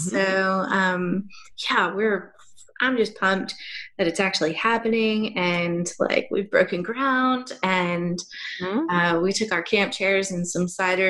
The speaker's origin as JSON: {"language": "English", "country": "United States", "moved": "yes", "lives_now": "Australia", "said": "living here in Australia as an American"}